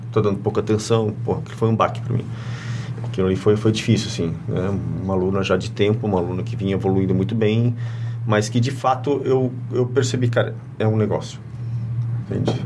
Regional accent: Curitiba, Paraná, Brazil; also born or lived in Presidente Getúlio; now in Blumenau, Brazil; eu sou natural de Curitiba e aproximadamente com 9, 10 anos eu morei um ano aqui em Presidente Getúlio

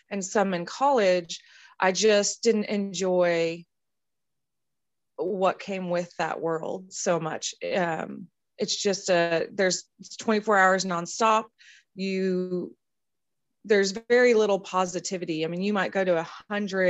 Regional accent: California, United States; growing up in California in a small horse ranch in a very small town.

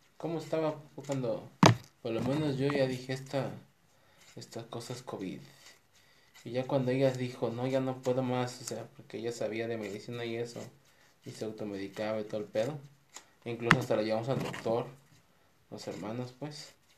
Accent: Mexico; now in Guadalajara, Mexico; aquí en, Guadalajara, nosotros somos de México

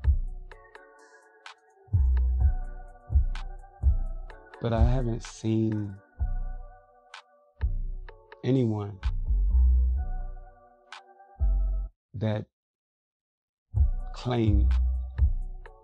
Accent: Chicago, Illinois, United States; I grew up in Chicago, inner city.

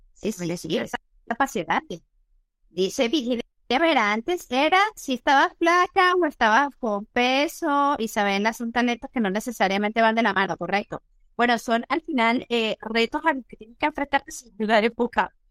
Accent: Venezuela; moved away as an adult; now in Spain; nuestro país

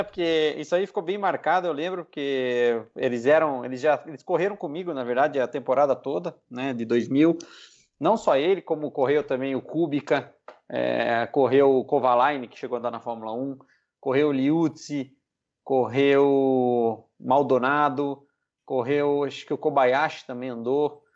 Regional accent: Piedade, São Paulo, Brazil; Eu sou de Piedade, né? A cidade que fica a 100 quilômetros de São Paulo.

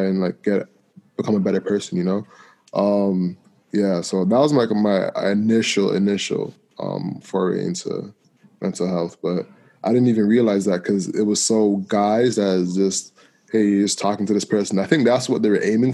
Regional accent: Toronto, Ontario, Canada; I grew up in Malvern, then moved to a private school like across town.

